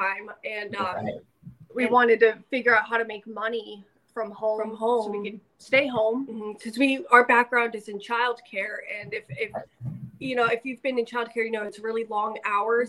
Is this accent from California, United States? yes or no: yes; California, United States; moved away as an adult; now in Spokane, United States; We just moved here a few months ago, and we're originally from California